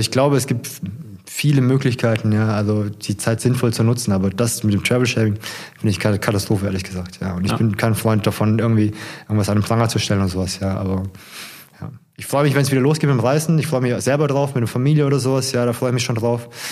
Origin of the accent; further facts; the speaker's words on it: Ludwigsburg, Baden-Württemberg, Germany; moved away as an adult; also born or lived in Stuttgart / Frankfurt; now in Hesse, Germany; meine Heimatstadt, gerne ist das ja eigentlich Ludwigsburg oder Stuttgart vielmehr, ne? da habe okay. ich meinen größten Teil meines Lebens verbracht